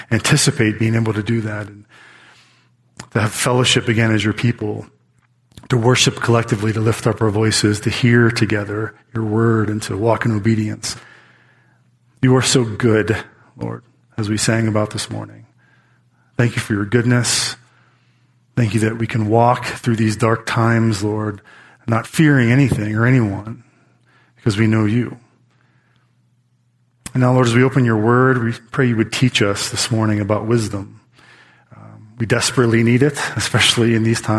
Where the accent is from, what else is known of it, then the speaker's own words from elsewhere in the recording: United States; we are American citizens